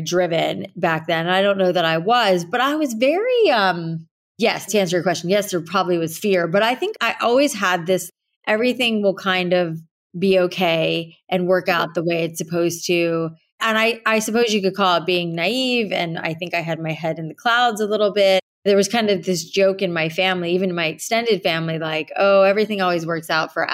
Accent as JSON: {"language": "English", "region": "South Florida", "country": "United States", "tie": "born or raised there", "said": "growing up in South Florida with all the humidity in the air"}